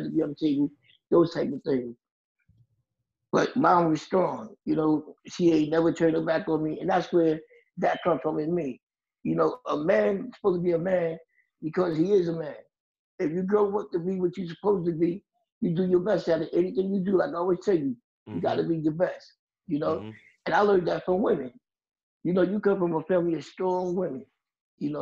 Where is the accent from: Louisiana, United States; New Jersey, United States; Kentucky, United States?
New Jersey, United States; Jersey City; I'm from Jersey City, where I still live all my life. Born and raised here